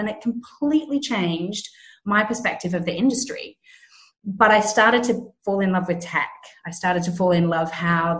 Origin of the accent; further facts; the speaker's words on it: Australia; moved away as an adult; now in London, United Kingdom; I'm originally Australian. I had a salon back in Australia